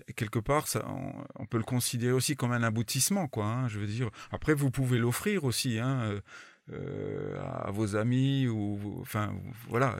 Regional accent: France; Je suis français avant, avant, tout, mais bon, je me débrouille en anglais quand même

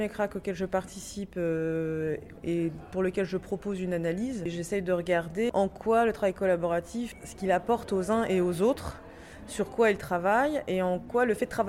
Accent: Algeria; now in Lyon, France; je viens d'Algérie, j'ai été enseignant de FLE au secondaire

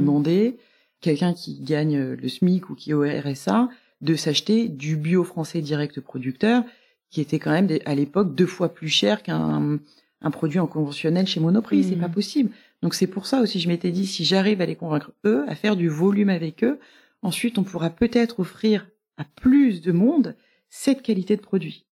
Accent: Marseille, Provence-Alpes-Côte d'Azur, France; moved away as an adult; also born or lived in Amiens / Cassis; now in Paris, France; je suis née à Amiens, mais j'y suis restée six mois, je pense. Et ensuite j'ai un petit peu déménagé quand j'étais petite, mais j'ai passé mes plus belles années à Marseille. Enfin à Cassis. En revanche j'étais au lycée à Marseille

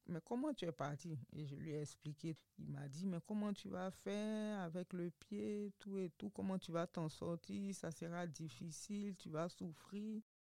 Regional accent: Côte d’Ivoire; moved away as an adult; also born or lived in Morocco; j'ai quitté la Côte d'Ivoire sans dire au revoir à ma famille

